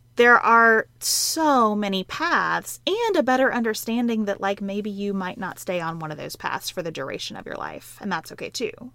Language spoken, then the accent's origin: English; Western Kentucky, United States; who grew up on a dairy farm in Western Kentucky